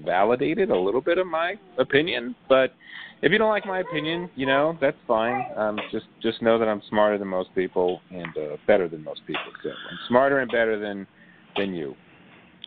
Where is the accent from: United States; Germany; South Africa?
United States; Providence, Rhode Island; now in Baltimore area, Maryland, United States; growing up in Providence, Rhode Island